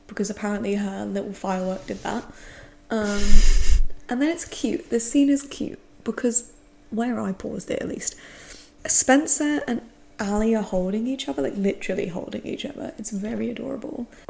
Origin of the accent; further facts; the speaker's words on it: England, United Kingdom; I'm English.